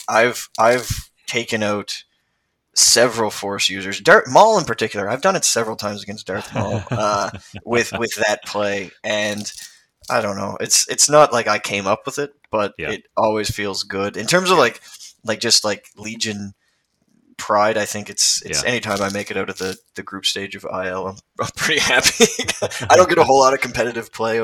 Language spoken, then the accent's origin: English; Canada; I'm a Canadian